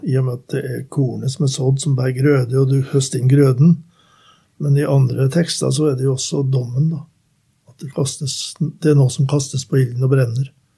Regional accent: Skogn, Trøndelag, Norway; moved away; mine foreldre som var med hjemme i Skogn

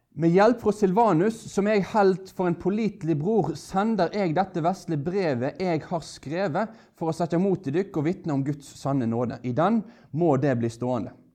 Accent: Norway; som er en nordmann, født av nordmenn

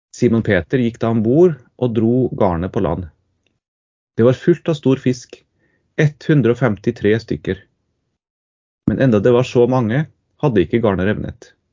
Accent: Trondheim, Trøndelag, Norway; also born or lived in Tromsø / Ytre Namdal; jeg er fra Trondheim

